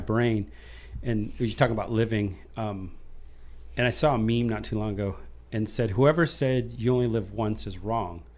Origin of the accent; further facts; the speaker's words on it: Iowa, United States; I was raised in Iowa